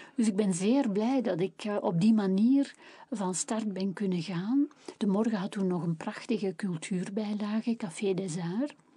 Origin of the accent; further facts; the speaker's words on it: Kempen, Flanders, Belgium; ik ben een echte Kempense